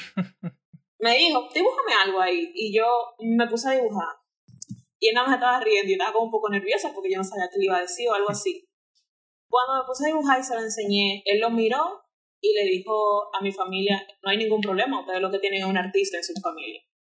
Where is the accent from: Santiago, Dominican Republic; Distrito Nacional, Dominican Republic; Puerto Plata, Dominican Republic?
Distrito Nacional, Dominican Republic; Santo Domingo; Yo nací aquí en Santo Domingo, aquí capitaleña totalmente